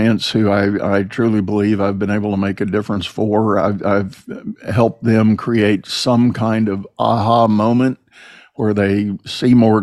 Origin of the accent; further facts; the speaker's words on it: San Antonio, Texas, United States; I grew up in San Antonio